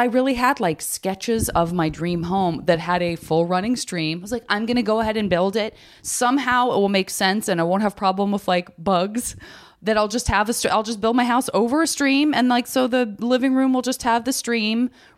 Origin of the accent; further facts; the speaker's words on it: Arizona, United States; Me too. I'm from Arizona.